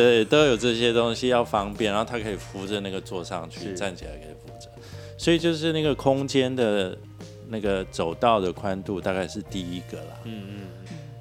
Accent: Taiwan; 我们台湾多雨

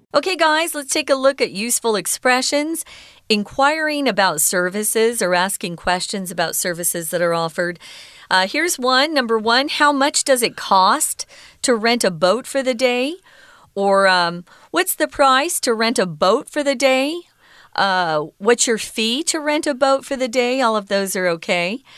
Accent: Mesa, Arizona, United States; I'm connected to Phoenix, Arizona. I'm from Mesa

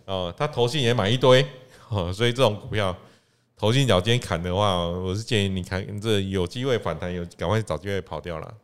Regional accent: Taiwan; 我们台湾人

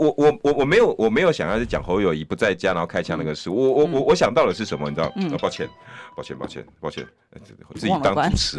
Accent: Tucheng, New Taipei, Taiwan; 我今天想要先讲一件我故乡的事，土城

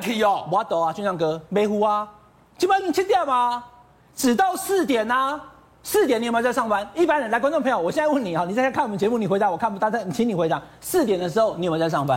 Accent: Taiwan; 我们台湾人

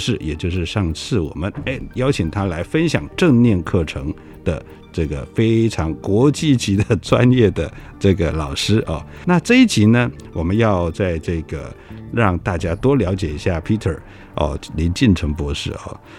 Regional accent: Kaohsiung, Taiwan; 我是高雄人

